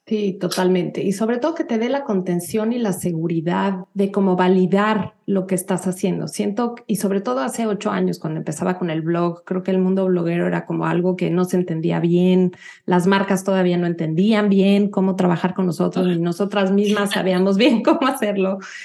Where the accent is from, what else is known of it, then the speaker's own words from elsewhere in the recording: Mexico City, Mexico; moved away as an adult; now in United States; yo nací, y crecí en la Ciudad de México